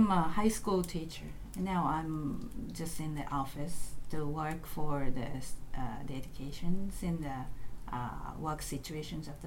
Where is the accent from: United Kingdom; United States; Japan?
Japan; from Japan